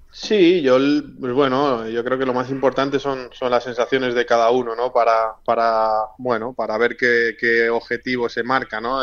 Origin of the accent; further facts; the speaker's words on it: Spain; moved away as an adult; now in Greece; somos varios españoles